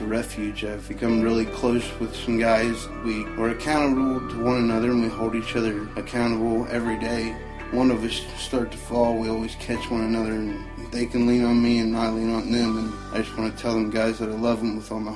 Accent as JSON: {"language": "English", "town": "Cincinnati", "region": "Ohio", "country": "United States", "said": "I'm from Cincinnati, Ohio"}